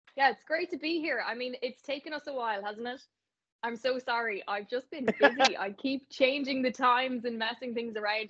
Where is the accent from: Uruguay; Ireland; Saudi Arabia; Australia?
Ireland; Navan, Leinster; I'm actually from I'm from Navan